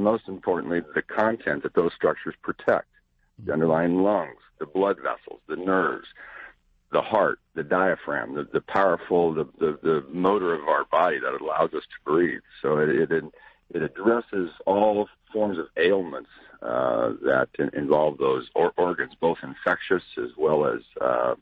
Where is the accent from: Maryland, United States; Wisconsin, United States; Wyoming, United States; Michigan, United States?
Wyoming, United States; Cody; moved away; I grew up outside a little town out by Yellowstone Park called Cody, Wyoming